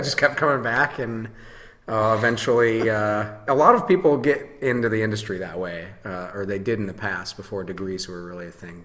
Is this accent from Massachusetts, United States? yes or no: no; Holland, Michigan, United States; also born or lived in Denver, Colorado; now in Grand Rapids, United States; I'm originally from Holland, Michigan. Uh, moved to Grand Rapids as soon as I you know 18 or 19 or something like